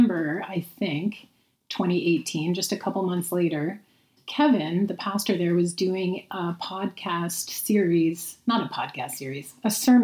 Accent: St. Catharines, Ontario, Canada; moved away; we are here in St. Catharines, Ontario, which is actually my hometown.

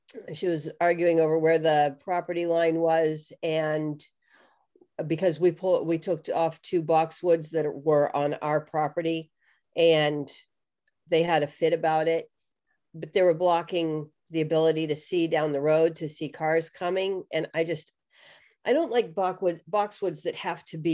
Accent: New Hampshire, United States; moved away as an adult; also born or lived in Pittsburgh, Pennsylvania; We just moved from the suburbs outside of Pittsburgh, Pennsylvania, back to my home state of New Hampshire

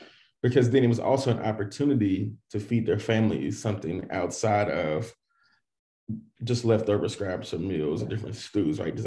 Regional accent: Dallas, Texas, United States; moved away as an adult; also born or lived in College Station, Texas; Born in College Station, Texas. So everybody asks, that's where Texas A&M is, but we lived out in the country, up in the area. And so I was born and raised in Texas, grew up in Dallas

